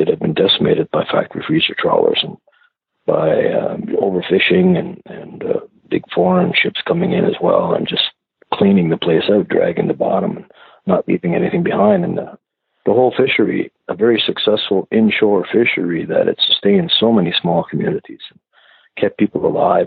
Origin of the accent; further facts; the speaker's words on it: Rustico, Prince Edward Island, Canada; also born or lived in Dartmouth, Nova Scotia; when I was a kid growing up in Rustico, a small community in the North Shore of PEI